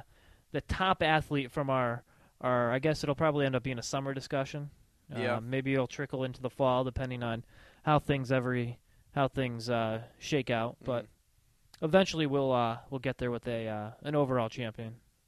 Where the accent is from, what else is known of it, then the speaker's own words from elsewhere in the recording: Connecticut, United States; Because we're from Connecticut